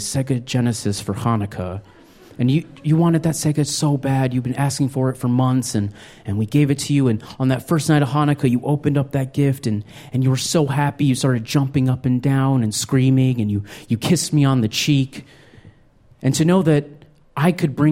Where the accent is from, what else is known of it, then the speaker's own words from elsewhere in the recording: Albuquerque, New Mexico, United States; I grew up in New Mexico. I was born in Albuquerque.